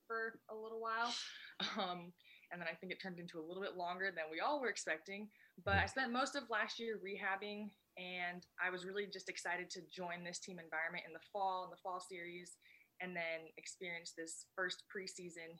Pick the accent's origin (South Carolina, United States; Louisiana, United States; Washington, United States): Washington, United States; Bellevue; now in Tacoma, United States; I'm from Bellevue, Newcastle